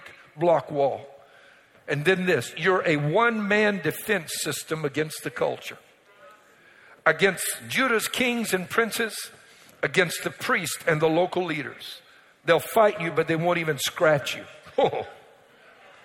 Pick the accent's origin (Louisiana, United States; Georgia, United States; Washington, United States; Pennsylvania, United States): Louisiana, United States; Cajun; Being a Cajun, I've got Cajun culture